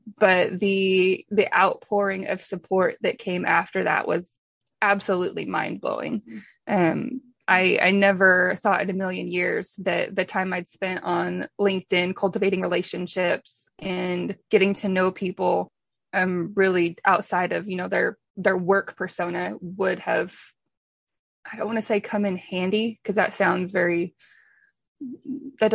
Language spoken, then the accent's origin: English; Washington, United States; moved away as an adult; now in Oklahoma, United States; I grew up in Washington State on a diversified farm